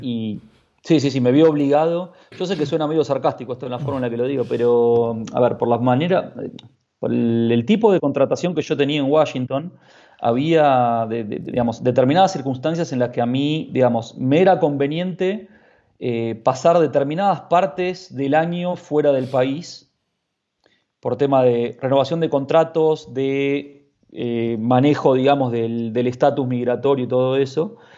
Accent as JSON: {"language": "Spanish", "country": "Argentina", "moved": "yes", "lives_now": "Madrid, Spain", "said": "como argentinos no necesitamos ningún tipo de visado para entrar ahí"}